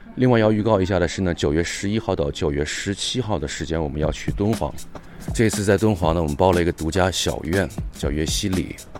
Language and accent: Chinese; Wuhan, Hubei, China; moved away; also born or lived in Beijing; 因为本身我是武汉人啊，所以大家可想而知那个时候的感觉，而我呢又不在武汉那个生活，所以当时很担心家乡的情况